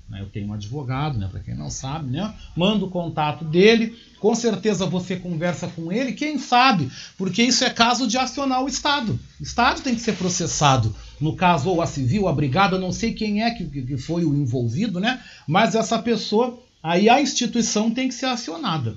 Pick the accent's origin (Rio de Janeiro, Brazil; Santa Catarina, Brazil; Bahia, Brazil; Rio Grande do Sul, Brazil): Rio Grande do Sul, Brazil; eu tô falando agora como gaúcho